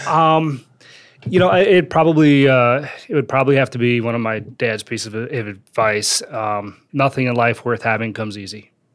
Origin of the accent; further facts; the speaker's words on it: Wisconsin, United States; also born or lived in Northridge, California; So I, uh, I grew up in Wisconsin. That's not where I was born. I was born in, uh, North Ridge, California, but I moved to, uh, to Wisconsin when I was, like, five, spent, uh, most of my life there